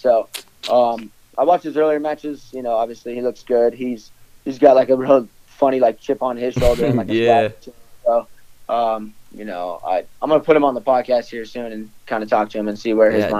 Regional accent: Wyoming, United States; I'm from Wyoming. I went to the University of Wyoming

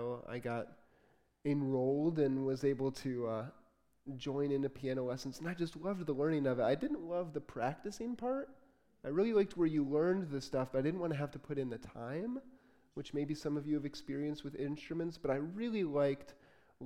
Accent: Port Huron, Michigan, United States; also born or lived in Detroit, Michigan; I was born in Detroit. I grew up in Port Huron, a little bit north of Port Huron

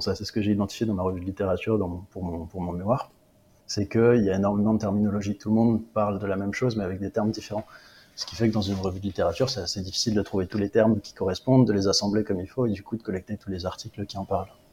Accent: Réunion; moved away as an adult; also born or lived in Paris, France; now in England, United Kingdom; j'ai travaillé deux ans en tant que remplaçant chez moi à La Réunion

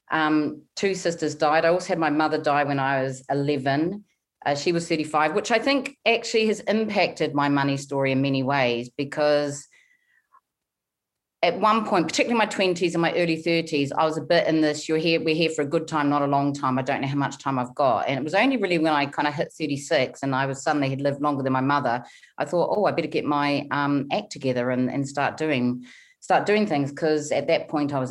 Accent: New Zealand; now in United Kingdom; But in the UK, most people can pick up that I'm either New Zealand or Australian. So, yeah, I'm from New Zealand. That's where I started out. I started out in small town New Zealand, um, grew up.

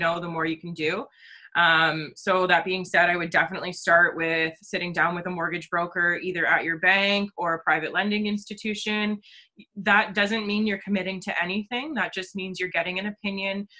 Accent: Orillia, Ontario, Canada; born and raised in Orillia, Ontario

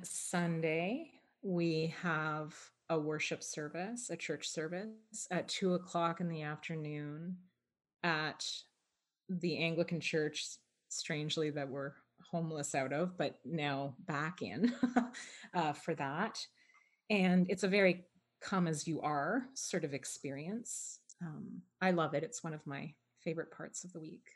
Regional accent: Toronto, Ontario, Canada; I was born and raised in Toronto, actually, um, right in the downtown at St. Michael's Hospital

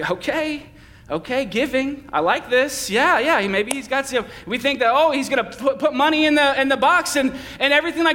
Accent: Boston, Massachusetts, United States; I'm from the East Coast and I'm from the Northeast and I'm from Boston

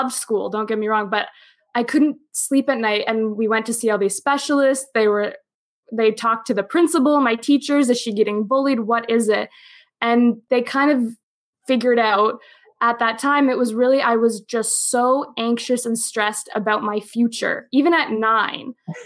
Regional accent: outside of Toronto, Ontario, Canada; moved away as an adult; also born or lived in New York City / Geneva, Switzerland / Boston; I'm from Canada, and we're both from outside of Toronto

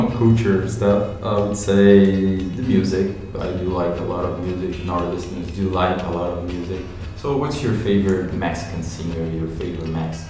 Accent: Brazil; also born or lived in Japan; but then I was raised in Brazil. Like I don't feel Japanese. I feel Brazilian.

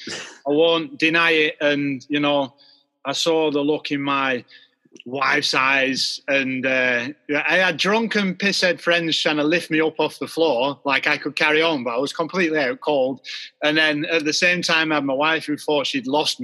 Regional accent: Rochdale, North West England, United Kingdom; Rochdale, where I grew up

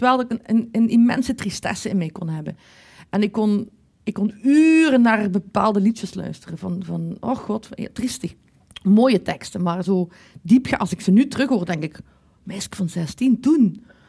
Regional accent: Maasmechelen, Flanders, Belgium; Ik kom van Maasmechelen

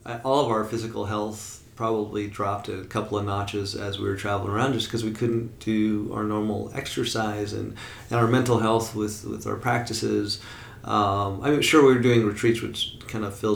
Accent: Portland, Oregon, United States; Oregon is freaking beautiful. It's my home state and hometown

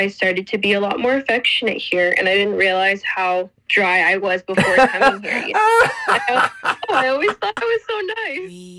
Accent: Tulsa, Oklahoma, United States; moved away as an adult; now in Costa Rica; And I'm coming from OSU, which is Oklahoma State University. I was born and raised in Tulsa, Oklahoma.

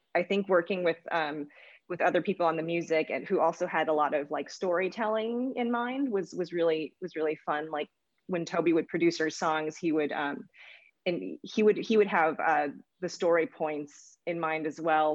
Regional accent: United States; I'm Asian American

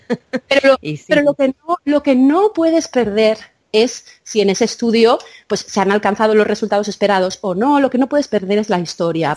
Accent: Menorca, Balearic Islands, Spain; also born or lived in India; yo me crié en Menorca

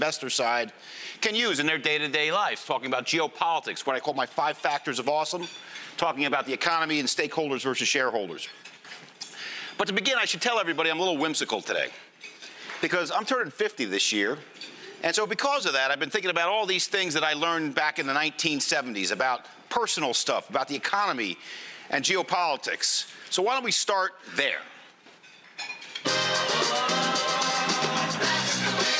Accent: Harrison, New York, United States; my hometown of Harrison, New York

